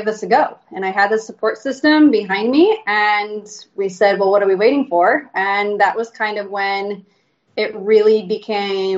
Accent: Illinois, United States; moved away as an adult; now in Houston, United States; I'm originally from Illinois

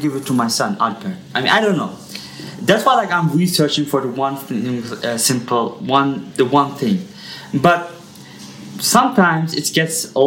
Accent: Hesse, Germany; also born or lived in Yozgat, Turkey; now in Ankara, Turkey; I grew up in Germany

